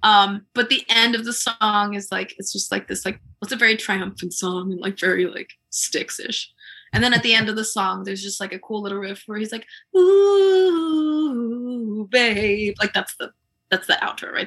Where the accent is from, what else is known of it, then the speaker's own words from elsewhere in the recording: Columbia, Maryland, United States; I grew up in Columbia